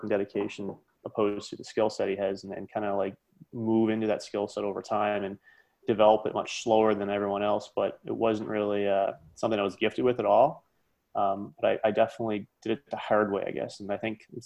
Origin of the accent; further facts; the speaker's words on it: New Glasgow, Nova Scotia, Canada; also born or lived in Windsor, Ontario / Halifax, Nova Scotia; where I grew up in Nova Scotia